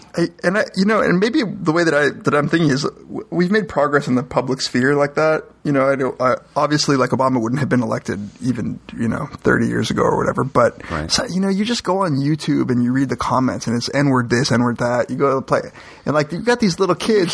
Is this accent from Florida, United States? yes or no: yes; Miami, Florida, United States; moved away; I grew up in Miami